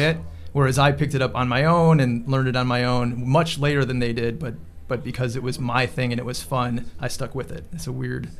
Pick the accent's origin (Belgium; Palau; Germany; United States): United States; Chicago, Illinois; also Chicago suburbs